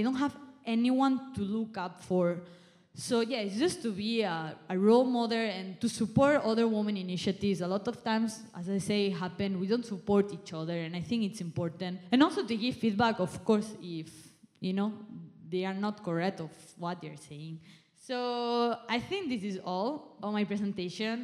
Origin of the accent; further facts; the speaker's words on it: Spain; now in Malaysia; I'm from Spain, I'm not even from Malaysia